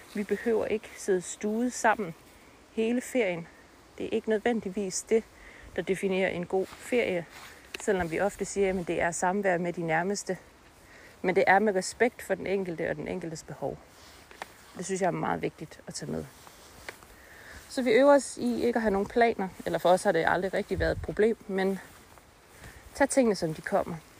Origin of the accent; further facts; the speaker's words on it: North Jutland, North Denmark Region, Denmark; Vi er begge to nordjyder